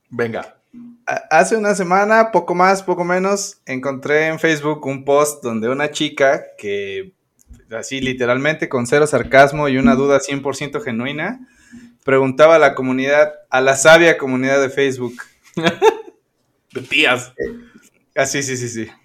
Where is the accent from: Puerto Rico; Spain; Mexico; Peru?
Mexico; Puebla; el poblano panista de ultraderecha que soy